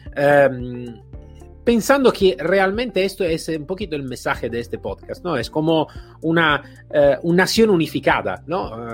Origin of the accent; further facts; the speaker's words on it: Italy; accent: Italian; Spanish is a second language; now in Spain; soy italiano, como claramente podéis escuchar en mi acento